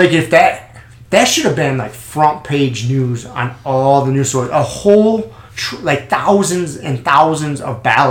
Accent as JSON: {"language": "English", "country": "United States", "said": "I'm an American"}